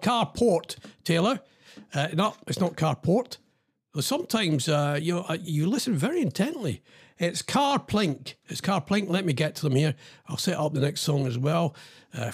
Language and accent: English; Scotland, United Kingdom; now in England; I'm Scottish